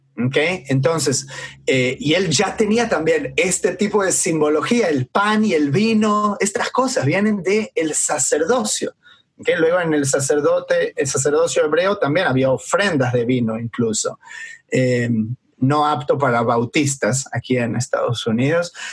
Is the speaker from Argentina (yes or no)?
yes; Argentina; moved away; me, acuerdo de mi niñez, de estar en Argentina